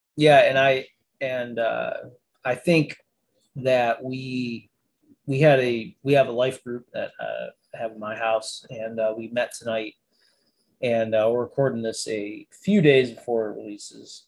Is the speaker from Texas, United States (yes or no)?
no; Niagara Falls, New York, United States; I'm from Niagara Falls, New York.